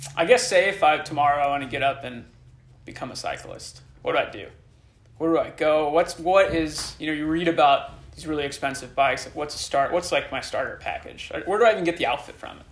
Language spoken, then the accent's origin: English; Illinois, United States; now in San Francisco, United States; growing up in Illinois